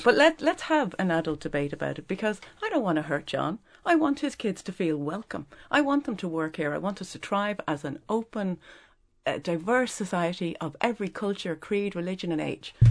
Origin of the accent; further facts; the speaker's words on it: Dublin, Leinster, Ireland; I didn't realize I was a coachie 'cause I've always been a dub